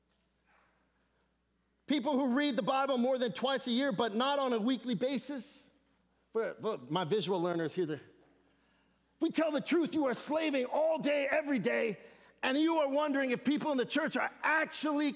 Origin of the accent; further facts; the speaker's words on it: Seattle, Washington, United States; I'm from Seattle